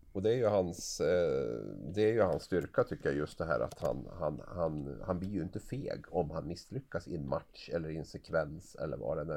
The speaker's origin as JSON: {"language": "Swedish", "town": "Gävle", "region": "Gävleborg County", "country": "Sweden", "said": "Jag är från, från Gävle"}